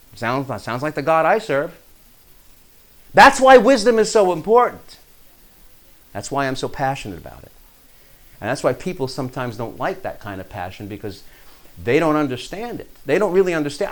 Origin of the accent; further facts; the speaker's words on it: New York, United States; I'm from New York.